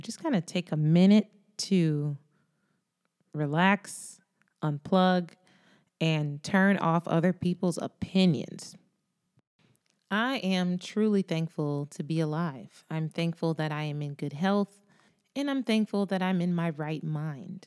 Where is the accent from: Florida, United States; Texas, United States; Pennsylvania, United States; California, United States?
Florida, United States; Florida is my home state